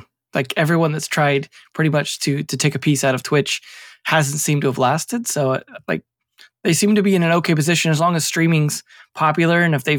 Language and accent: English; United States; as an American